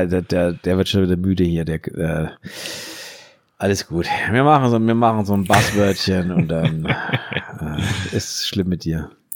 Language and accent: German; Germany; wir machen uns da als Deutsche